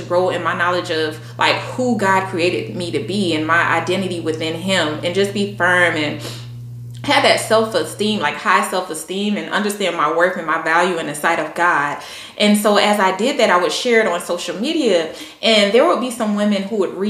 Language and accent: English; Columbia, South Carolina, United States; moved away as an adult; now in Virginia, United States; I'm from Columbia, South Carolina, born and raised.